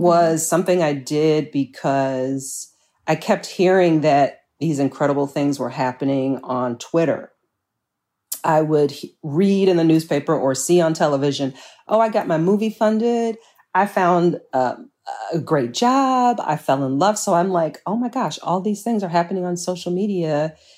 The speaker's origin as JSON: {"language": "English", "town": "Chicago", "region": "Illinois", "country": "United States", "tie": "born or raised there", "said": "born and raised here I'm a Chicagoan through and through"}